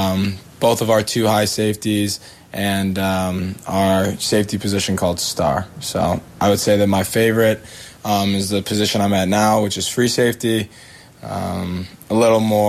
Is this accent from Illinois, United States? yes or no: yes; Palatine, Illinois, United States; I'm from Palatine, Illinois. It's a northwest suburb of Chicago